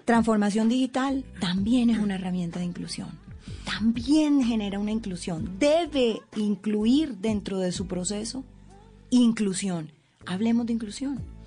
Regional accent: Colombian Caribbean coast, Colombia; como decimos las costeñas

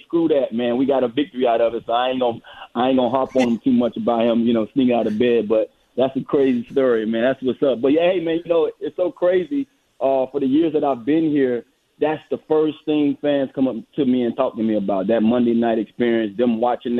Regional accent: Miami, Florida, United States; I'm a Florida guy. I grew up in Miami, Florida

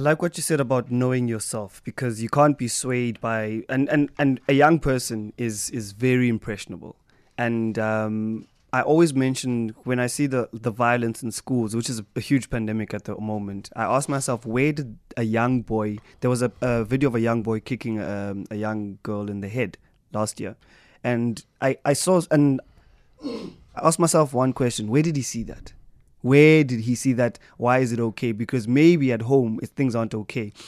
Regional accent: East London, Eastern Cape, South Africa; East London, my hometown

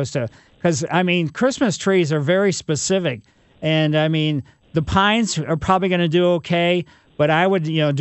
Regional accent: Ellisville, United States; Growing up in Ellisville, it was kind of totally wild and crazy, but my grandmother lived right

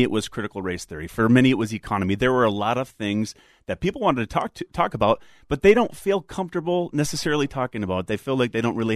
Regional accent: Stillwater, Minnesota, United States; I'm from Stillwater, Minnesota, Lake Elmo

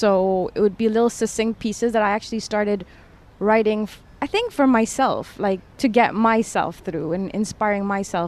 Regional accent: DR Congo; also born or lived in Toronto, Canada; So I was born in Toronto in Canada, but within 6 months we moved to Democratic Republic of the Congo.

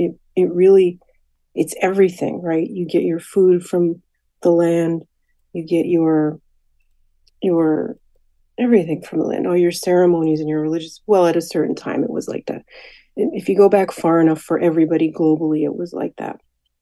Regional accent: Hartford, Connecticut, United States; Yeah, I was born and raised in Hartford. My parents both went to Hart School of Music, but they weren't from Connecticut, but they settled.

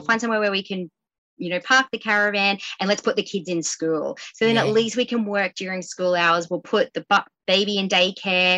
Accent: Queensland, Australia; moved away as an adult; now in Swansea, Australia; we're from Queensland

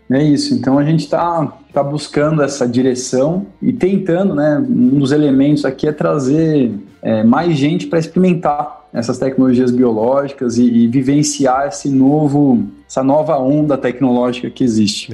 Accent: São Paulo, Brazil; moved away; eu sou paulistano, cresci na capital, mas desde que tive a oportunidade nunca mais para lá voltei

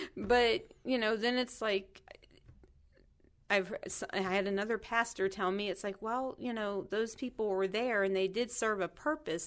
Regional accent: Kentucky, United States; I grew up in Kentucky

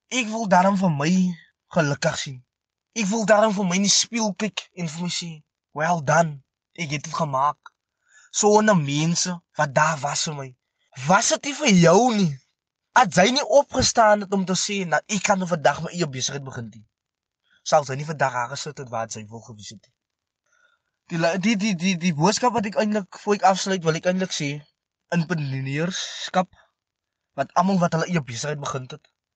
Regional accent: Meerlust Bosbou, near Stellenbosch, Western Cape, South Africa; ek is van Meerlust Bosbou

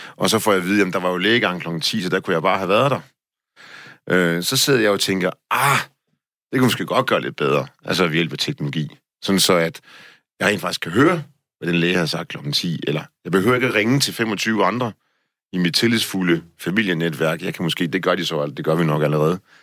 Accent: Denmark; som dansker

